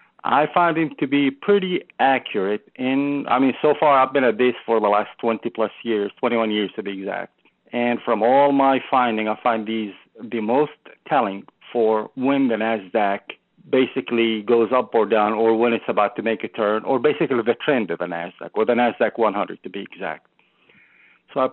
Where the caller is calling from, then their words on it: Tucson, Arizona, United States; I'm calling from Tucson, Arizona, land of cactus.